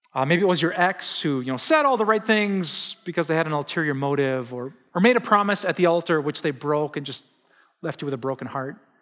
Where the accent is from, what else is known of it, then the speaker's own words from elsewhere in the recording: Wisconsin, United States; the horrific news that just shocked my home state came out